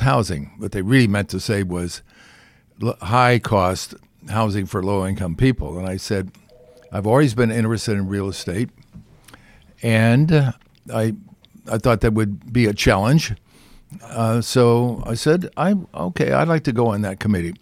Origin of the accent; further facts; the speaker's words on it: California, United States; I'm from California